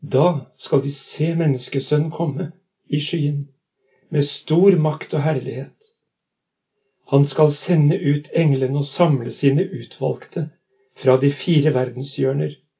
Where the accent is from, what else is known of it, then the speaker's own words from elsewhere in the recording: Halden, Østfold, Norway; accent: østlandsdialekt; moved away as an adult; also born or lived in Lavangen, Troms, Norway; now in Northern Norway; Jeg er fra Halden. Jeg kom nordover i 1978